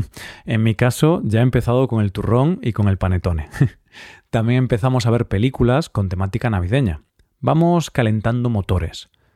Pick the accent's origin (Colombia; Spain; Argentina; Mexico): Spain; si estás en mi país, porque en España